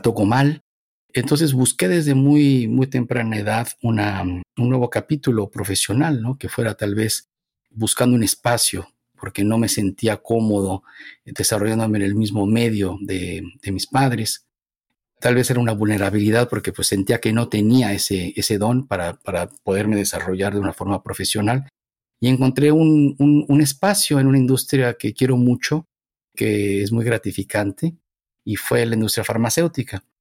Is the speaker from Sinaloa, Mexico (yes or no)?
no; Mexico City, Mexico; moved away; Nací, me desarrollé en la Ciudad de México, en lo que era el Distrito Federal